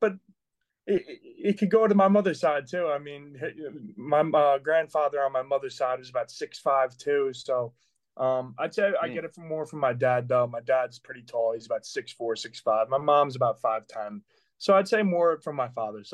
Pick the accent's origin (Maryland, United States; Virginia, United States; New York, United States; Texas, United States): New York, United States; Manorville; now in Pittsburgh, United States; I grew up on Long Island, New York, in a small town called Manorville